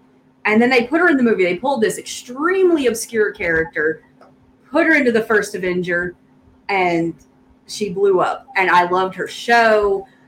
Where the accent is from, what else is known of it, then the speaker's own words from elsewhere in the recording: the South, United States; accent: Southern; My Southern accent comes through too much